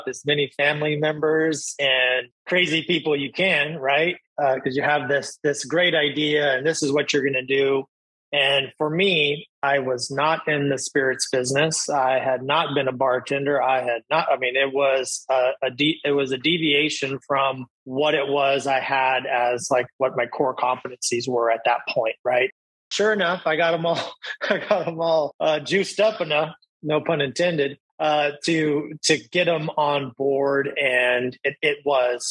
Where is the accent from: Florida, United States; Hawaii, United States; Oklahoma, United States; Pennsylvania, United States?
Hawaii, United States; Maui; I was born and raised here on Maui